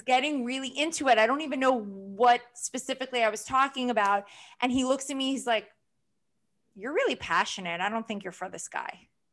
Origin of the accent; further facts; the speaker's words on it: New York, United States; New Yorkers have, like, we can have good accents